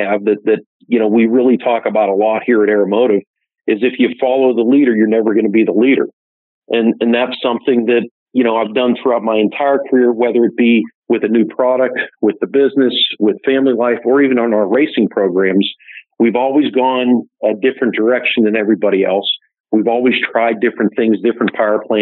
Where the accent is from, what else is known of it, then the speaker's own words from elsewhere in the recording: Pittsburgh, Pennsylvania, United States; I grew up right outside of Pittsburgh, Pennsylvania